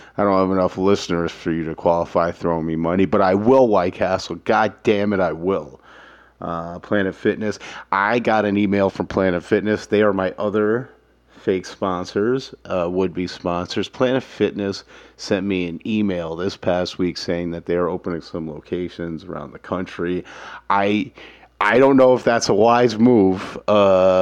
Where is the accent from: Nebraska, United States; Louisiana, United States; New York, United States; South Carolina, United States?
New York, United States; New York City; Growing up in Manhattan, my family had money